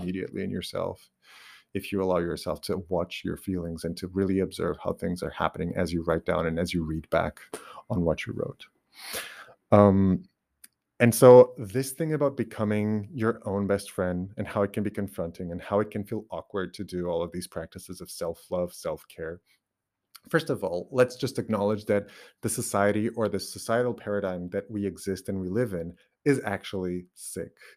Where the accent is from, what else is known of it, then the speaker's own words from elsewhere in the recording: Portugal; first language Portuguese; English is a second language; English is not my, uh, my mother tongue. It's my second language, but I actually use it more naturally now than even Portuguese.